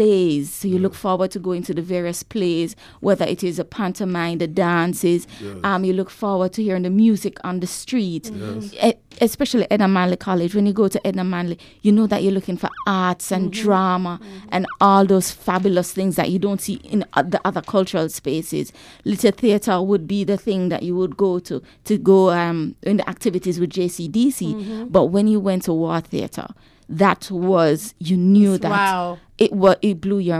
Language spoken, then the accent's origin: English; Bog Walk, Saint Catherine, Jamaica; But my memories of Kingston growing up, coming from the country, is the lights.